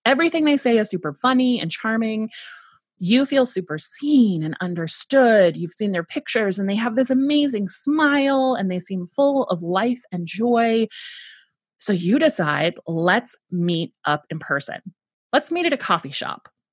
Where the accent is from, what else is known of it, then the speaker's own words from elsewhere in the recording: San Diego, California, United States; I was raised in San Diego, California, in the United States